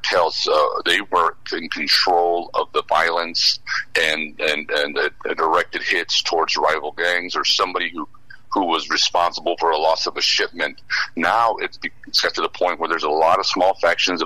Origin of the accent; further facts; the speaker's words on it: El Paso, Texas, United States; moved away; I'm over here in El Paso, my hometown